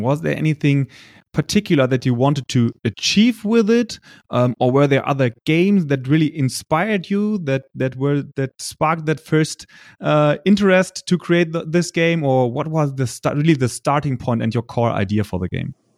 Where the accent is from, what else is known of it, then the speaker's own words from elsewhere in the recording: Germany; accent: German; English is a second language; my poor English skills and my German accent